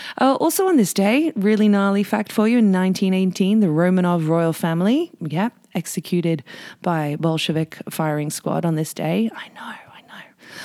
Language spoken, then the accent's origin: English; United Kingdom; now in Whistler, Canada; And speaking of being British, bruv, because I am